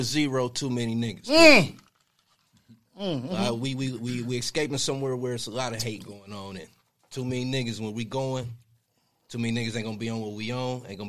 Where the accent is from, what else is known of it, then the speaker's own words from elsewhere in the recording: Kansas, United States; I'm from Kansas.